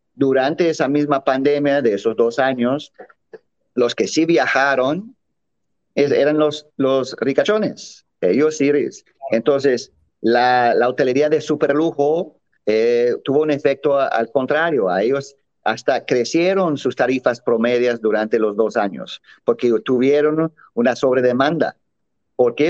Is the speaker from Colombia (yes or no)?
no; Mexico; en México también nos sentimos muy alejados